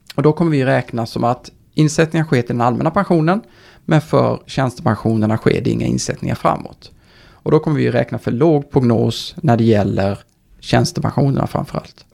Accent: Karlskrona, Blekinge, Sweden; moved away as an adult; now in Stockholm, Sweden; jag är uh, inte från Stockholm, därav min vi. dialekt. Mm. Brukar jag få lite pika för. Men uh, från Karlskrona, flyttade upp här till Stockholm för uh, snart 17-18 år sedan på grund av studier

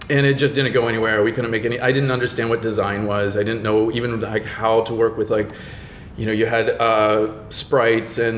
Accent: Florida, United States; now in Los Angeles, United States; I'm from Florida.

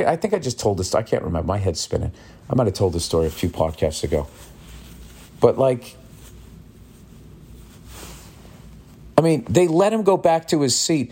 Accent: Massachusetts, United States; I grew up in Massachusetts

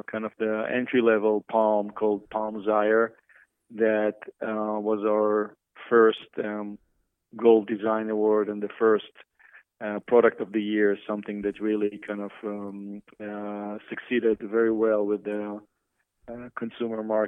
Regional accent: Israel; moved away as an adult; now in United States; I grew up in Israel to a family of two architects and came to the States early 90s

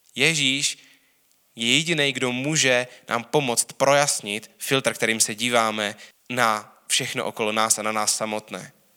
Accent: Czechia; hrdý na to, že jsem Čech, jsem rád Čech

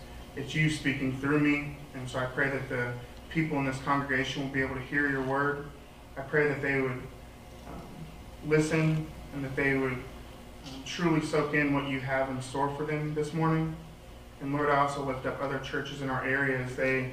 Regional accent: Mount Vernon, Illinois, United States; moved away as an adult; now in Evansville, United States; I'm also from Mount Vernon, Illinois, so I'm not really from this area

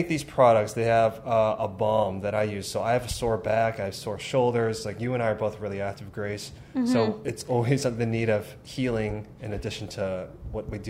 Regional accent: Chicago, Illinois, United States; that's my hometown

